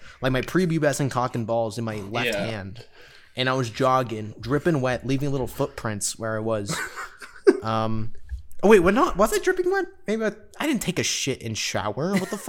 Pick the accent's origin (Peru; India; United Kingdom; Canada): Canada; we're Canadian.